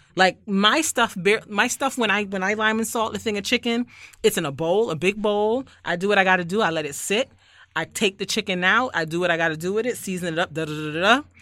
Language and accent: English; Barbados; I'm from Barbados, where we lime and salt chicken